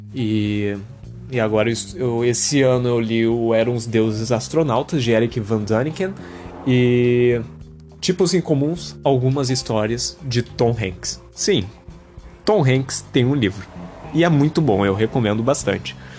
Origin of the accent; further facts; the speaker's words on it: Porto Alegre, Rio Grande do Sul, Brazil; tenho 20 anos, sou de Porto Alegre, Rio Grande do Sul.